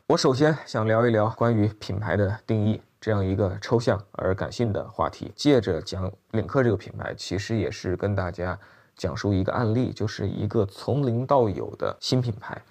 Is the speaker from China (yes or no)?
yes; China; 作为我们中国人来讲